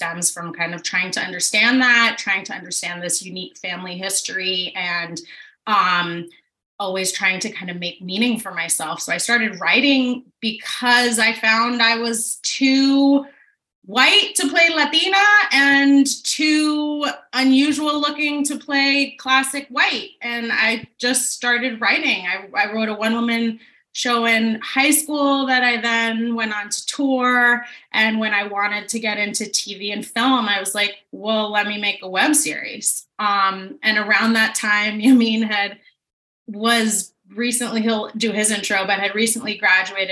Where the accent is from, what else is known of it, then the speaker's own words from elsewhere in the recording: New York City, New York, United States; I grew up in New York City